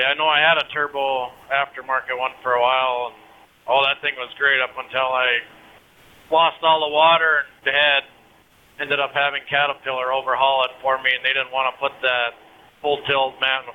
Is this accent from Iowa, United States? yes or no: no; Minnesota, United States; I mean, I'm from Minnesota